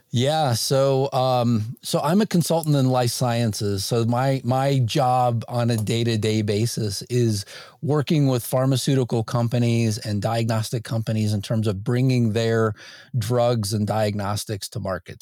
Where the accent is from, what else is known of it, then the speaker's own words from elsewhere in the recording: Northwest Indiana, United States; I grew up in Indiana, uh, Northwest Indiana